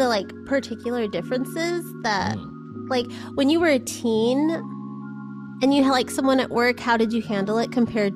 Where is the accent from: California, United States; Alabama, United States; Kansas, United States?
California, United States; moved away; where I grew up in California.